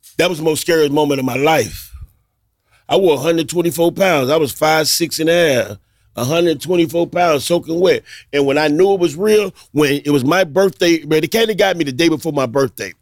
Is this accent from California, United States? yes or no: no; Miami, Florida, United States; I grew up in Liberty City